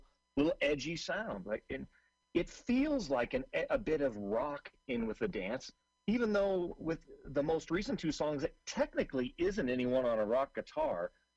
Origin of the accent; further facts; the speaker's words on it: Seattle, Washington, United States; I'm originally from Seattle